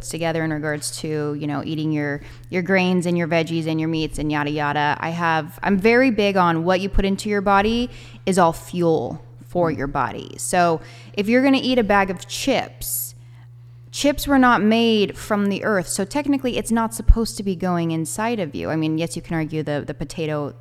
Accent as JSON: {"language": "English", "area": "Bay Area", "region": "California", "country": "United States", "moved": "as an adult", "lives_now": "Fresno, United States", "said": "I'm from the Bay Area"}